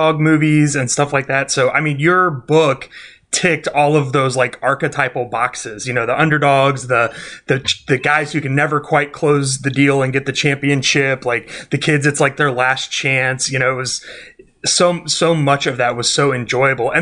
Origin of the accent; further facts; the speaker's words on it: Kansas City, United States; I grew up in Kansas City